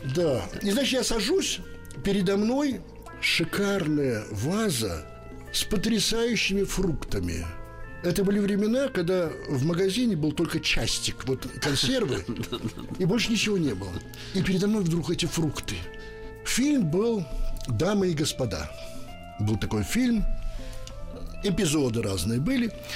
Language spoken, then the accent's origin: Russian; Bakhmach, Chernihiv Oblast, Ukraine; moved away; also born or lived in Moscow; Я родился в Бахмаче на Украине